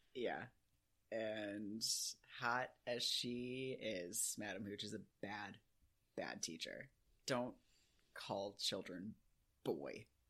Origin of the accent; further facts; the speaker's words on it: United Kingdom; we're British, so we say the huh because it has an H in it